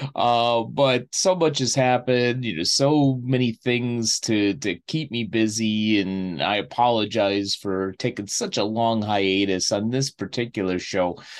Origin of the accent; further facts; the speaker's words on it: Chicago, Illinois, United States; moved away; I go back to my hometown of Chicago to see family and friends